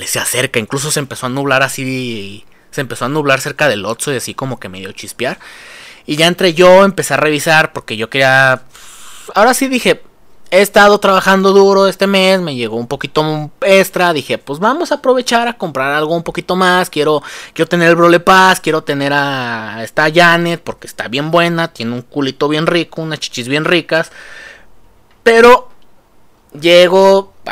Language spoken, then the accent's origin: Spanish; Mexico; Porque somos mexicanos y los mexicanos somos corruptos